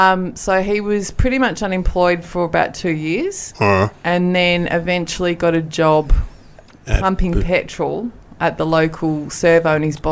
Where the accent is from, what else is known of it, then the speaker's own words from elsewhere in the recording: Merredin, Western Australia, Australia; moved away; So, rural Western Australia. Dad's family mainly grew up in Perth, in the suburbs of Perth, but I grew up in a little town called Meriden.